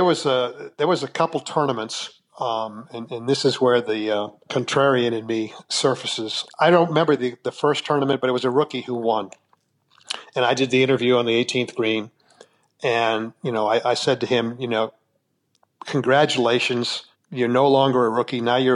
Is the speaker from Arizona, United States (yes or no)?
yes; Phoenix, Arizona, United States; they could give me a proper send-off at Phoenix where I could retire in my hometown.